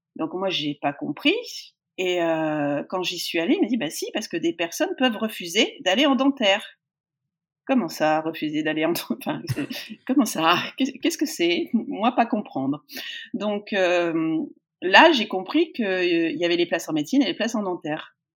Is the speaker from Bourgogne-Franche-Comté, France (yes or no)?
no; Poitiers, Nouvelle-Aquitaine, France; je suis née à Poitiers, euh, je suis, toute ma famille est de là-bas, euh, donc, euh, bah, j'ai fait mon, mon collège.